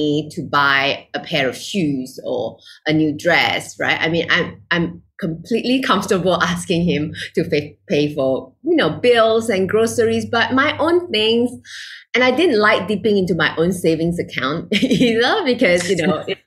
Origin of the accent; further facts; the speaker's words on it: Malaysia; moved away as an adult; now in Singapore; I'm originally from Malaysia, living in Singapore